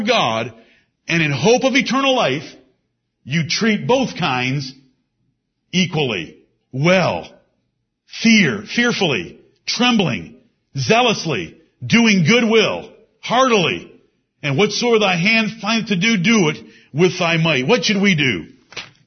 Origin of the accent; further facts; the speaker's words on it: United States; we as Americans